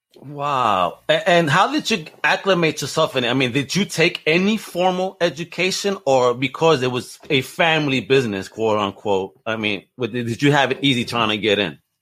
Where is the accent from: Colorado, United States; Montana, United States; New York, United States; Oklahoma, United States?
New York, United States; my hometown, New York